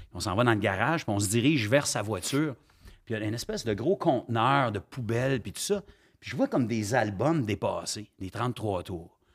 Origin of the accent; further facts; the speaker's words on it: Ottawa, Ontario, Canada; also born or lived in Gatineau, Quebec / Sainte-Agathe-des-Monts, Quebec; je deviens un vrai franco-ontarien à l'âge de dix ans. quand mes parents décident de redeménager, euh, en Ontario, à Ottawa